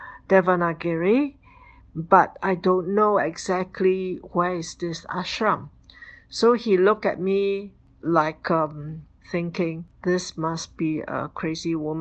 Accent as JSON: {"language": "English", "country": "Singapore", "said": "I come from Singapore"}